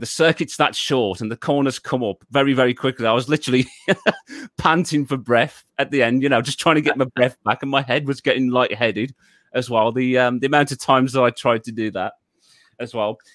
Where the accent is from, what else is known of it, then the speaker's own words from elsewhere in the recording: Wolverhampton, West Midlands, United Kingdom; I was originally born and raised in um, the city of uh, Wolverhampton in um, in the United Kingdom.